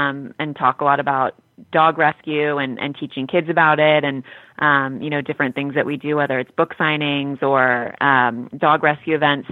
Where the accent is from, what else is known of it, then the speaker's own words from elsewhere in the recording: Los Angeles, California, United States; a young woman growing up in Los Angeles